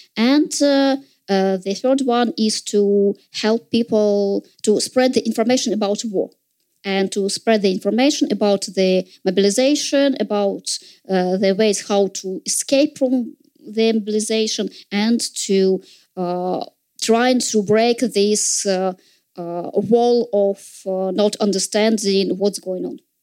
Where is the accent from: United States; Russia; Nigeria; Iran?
Russia; Saint Petersburg; in St. Petersburg, in my hometown